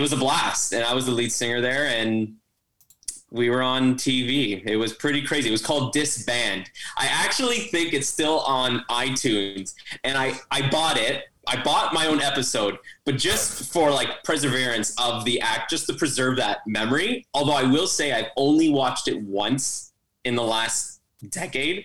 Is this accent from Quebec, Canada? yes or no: no; Toronto, Ontario, Canada; I'm from Toronto, Canada